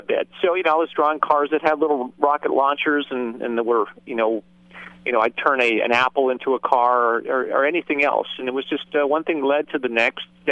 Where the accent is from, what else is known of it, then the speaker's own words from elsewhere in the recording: Southern California, United States; I grew up here in Southern California